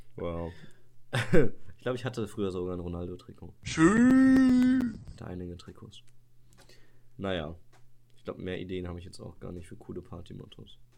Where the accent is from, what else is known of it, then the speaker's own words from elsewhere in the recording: Sauerland, North Rhine-Westphalia, Germany; bei uns im Sauerland äh, in, einer, in, einer, kleinen Stadt